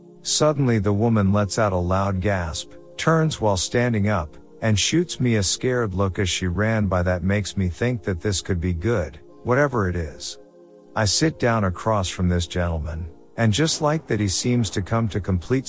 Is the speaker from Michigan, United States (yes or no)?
yes; Michigan, United States; I'm from Michigan. I say that only to emphasize that basically I couldn't be much further from home unless I went to the moon.